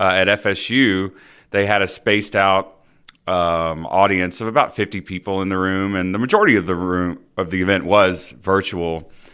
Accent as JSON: {"language": "English", "town": "Dothan", "region": "Alabama", "country": "United States", "tie": "born or raised there", "said": "I grew up in Dothan, Alabama, not too far from here"}